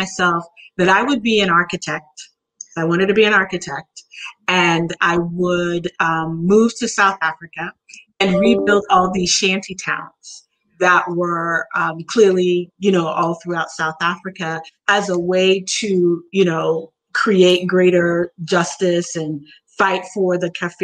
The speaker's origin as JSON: {"language": "English", "country": "U.S. Virgin Islands", "tie": "born or raised there", "said": "born and raised in St. Thomas, U.S. Virgin Islands."}